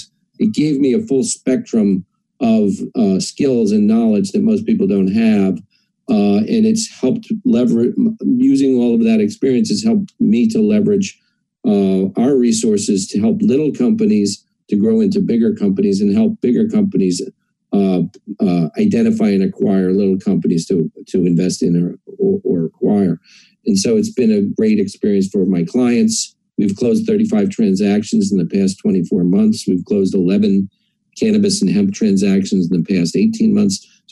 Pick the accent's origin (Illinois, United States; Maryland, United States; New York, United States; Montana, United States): New York, United States; Queens; born there; also born or lived in New England / Ohio / Pennsylvania; So I was born in Queens, New York, and I moved around a lot.